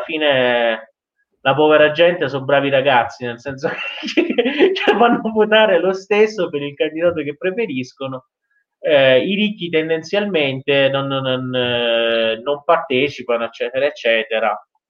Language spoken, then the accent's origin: Italian; Iran; da iraniano